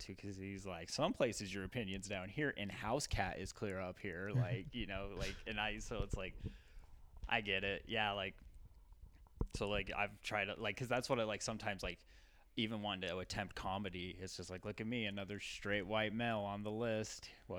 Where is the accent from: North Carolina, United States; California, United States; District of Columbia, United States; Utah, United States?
Utah, United States; But yeah, like, I'm from Utah, but.